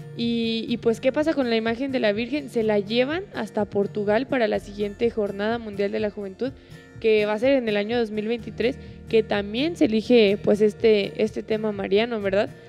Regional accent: Mexico; para nosotros, pues como mexicanos

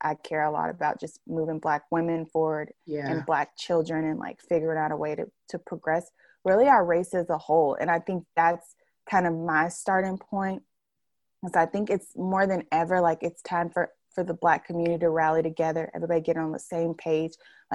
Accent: United States; we're from here, we're like from the United States.

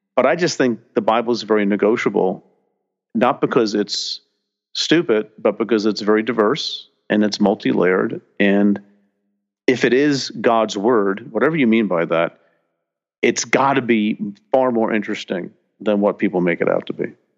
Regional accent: New Jersey, United States; growing up in New Jersey

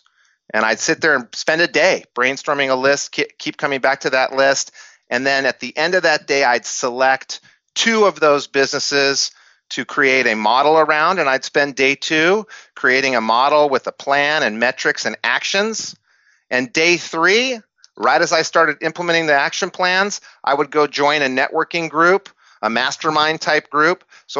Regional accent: Albuquerque, New Mexico, United States; I grew up in Albuquerque, New Mexico, which isn't a mecca for entrepreneurship, in an era that didn't pump entrepreneurship through the media.

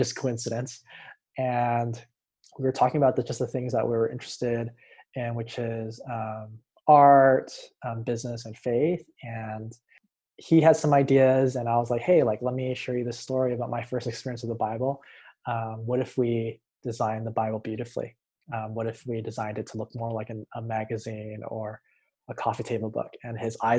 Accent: Hawaii, United States; now in Los Angeles, United States; I'm originally from Hawaii, but now I live in Los Angeles, California.

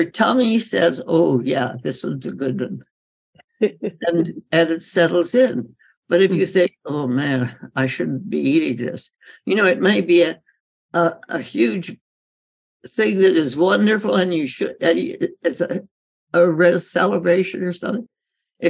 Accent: India; growing up in India

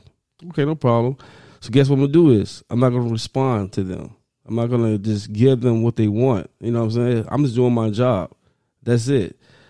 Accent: Chicago, Illinois, United States; West Side, baby.

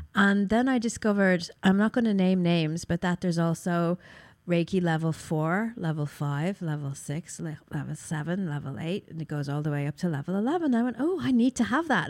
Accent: Ireland; I'm from Ireland, but I've got, you know, ancestral roots in Russia

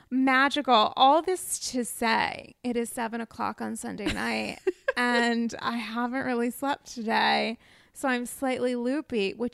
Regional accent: Virginia, United States; I'm from Virginia.

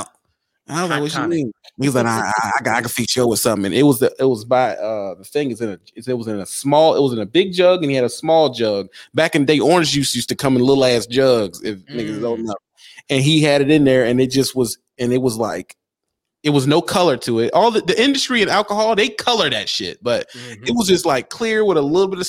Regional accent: Virginia, United States; I'm from Virginia

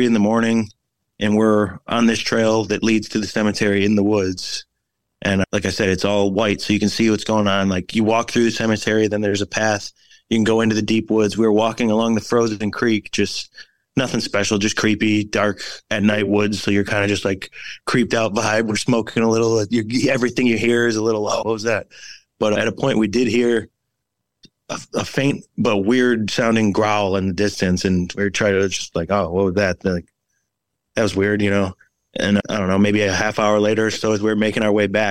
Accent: Oak Forest, Illinois, United States; I'm from Illinois

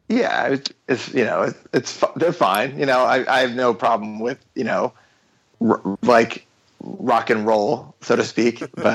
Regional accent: New Jersey, United States; I'm from New Jersey

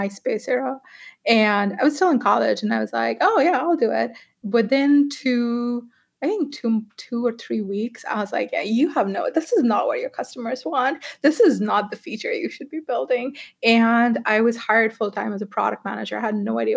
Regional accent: Pakistan; moved away; So I grew up in Pakistan, and in Pakistan, I'm the first girl in my family who went to college.

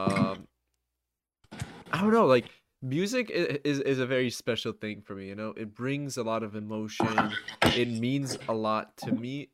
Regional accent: New Jersey, United States; I am from New Jersey

